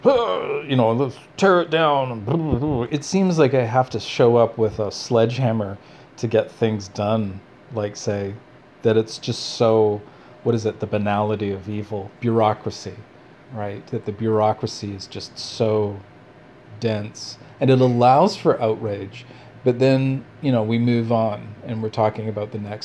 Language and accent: English; Canada; also born or lived in Vancouver; Canadians are racist